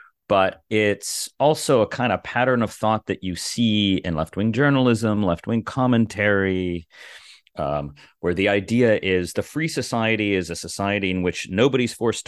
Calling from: Cambridge, Massachusetts, United States; I'm here in the actual People's Republic of Cambridge, Massachusetts.

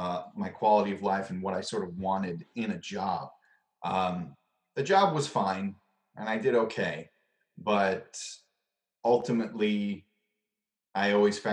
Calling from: Long Island, New York, United States; I am in Long Island in New York.

